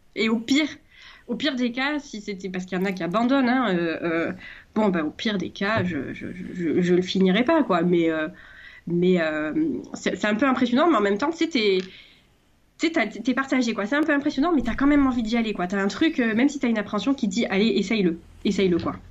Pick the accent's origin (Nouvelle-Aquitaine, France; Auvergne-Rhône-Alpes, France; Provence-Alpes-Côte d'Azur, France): Provence-Alpes-Côte d'Azur, France; Marseille; je suis marseillaise